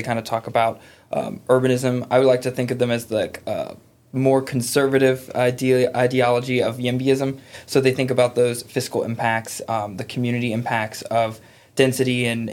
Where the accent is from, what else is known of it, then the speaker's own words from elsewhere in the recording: Chesapeake, Virginia, United States; I grew up in Grassfield in Chesapeake